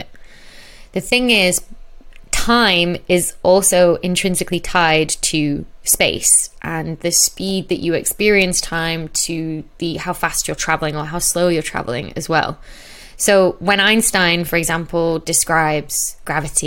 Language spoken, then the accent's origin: English; Chorley, North West England, United Kingdom; I'm from Chorley, Bolton Way, which is sort of northwest Manchester.